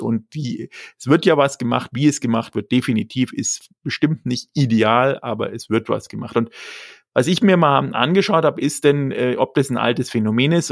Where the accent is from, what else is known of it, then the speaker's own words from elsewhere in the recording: Germany; für uns als Deutsche